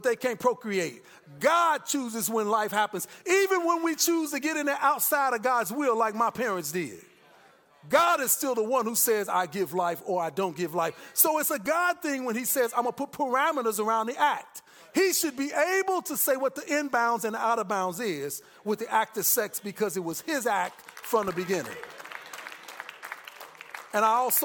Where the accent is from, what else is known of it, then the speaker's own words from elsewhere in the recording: Chicago, Illinois, United States; moved away; I'm from Chicago